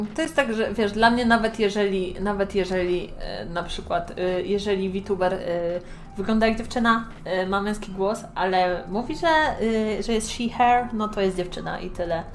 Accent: Poland; accent: Polish; zawsze mówię z polskim akcentem

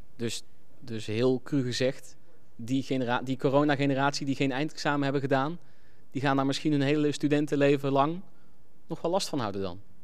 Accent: North Brabant, Netherlands; moved away; also born or lived in Nijmegen / Groningen; ik kom ook uit Brabant

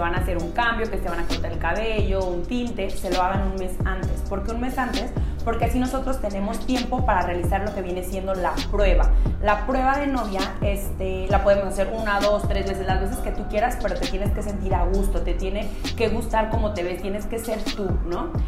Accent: Monterrey, Nuevo León, Mexico; tengo 26 años, soy de Monterrey

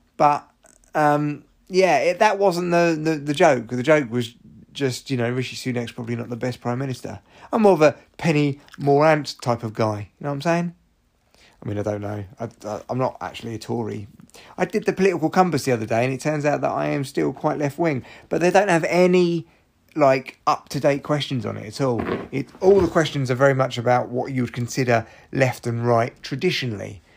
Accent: London, United Kingdom; I was from London

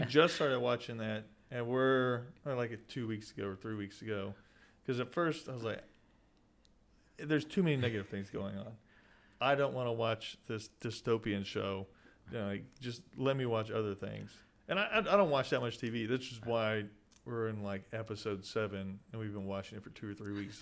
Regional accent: Sweeny, Texas, United States; getting out of my hometown

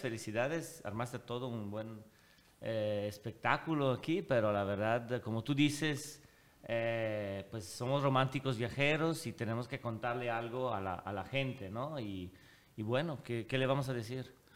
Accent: Switzerland; moved away as an adult; also born or lived in Italy (ancestry); now in Monterrey, Mexico; Suiza, que es donde yo crecí, pero de familia italiana, de papá italiano.

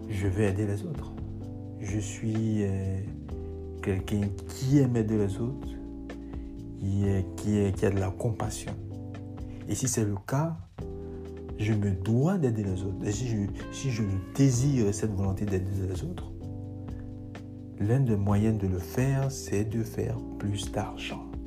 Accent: Lyon, Auvergne-Rhône-Alpes, France; moved away as an adult; now in United States; Je suis de Lyon, euh, vieux aux États-Unis euh, depuis plus, euh, de 5 ans

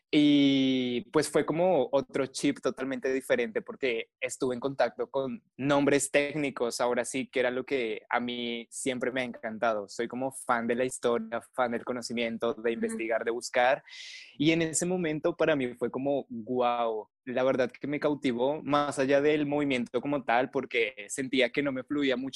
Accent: Colombia; En el colegio usualmente lo que te dan es folclore, o por lo menos en mi país. Entonces inicié bailando folclore colombiano

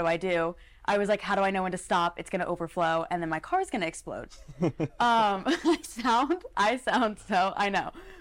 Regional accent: New Jersey, United States; moved away as an adult; now in Fort Worth, United States; I'm from New Jersey, so I don't have to pump my own gas

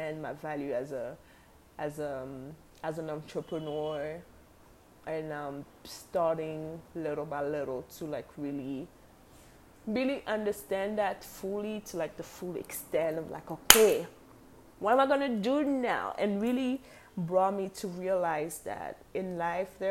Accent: Cameroon; moved away; also born or lived in Korea; That's what made me move back to my home country, Cameroon

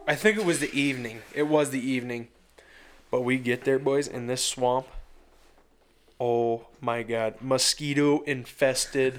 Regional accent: western Iowa, United States; we're from four and a half hours yeah. west of Iowa City

